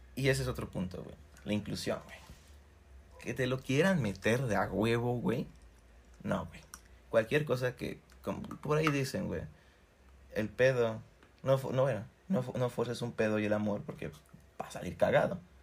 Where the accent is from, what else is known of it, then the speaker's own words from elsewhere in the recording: Cuernavaca, Morelos, Mexico; Somos de Cuernavaca